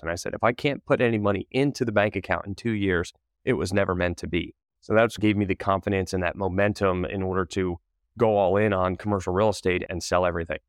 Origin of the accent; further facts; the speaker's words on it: Connecticut, United States; moved away as an adult; also born or lived in Wilmington, North Carolina / Manhattan / Charlotte; I'm originally from Connecticut